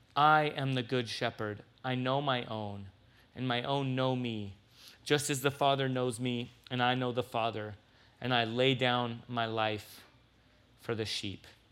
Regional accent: San Diego, California, United States; now in Tucson, United States; I'm from San Diego

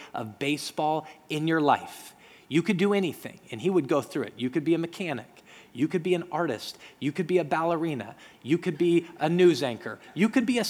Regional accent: Denver, Colorado, United States; When I grew up in Denver, Colorado, I grew up in a community where there were a lot of Jewish people

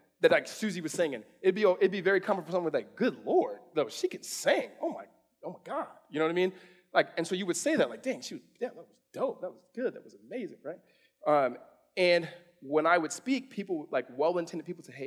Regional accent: California, United States; my mom is born and raised in Mississippi, raised us in California

